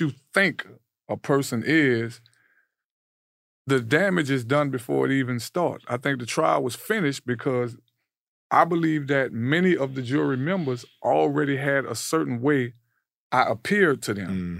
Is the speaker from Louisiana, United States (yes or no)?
yes; New Orleans, Louisiana, United States; New Orleans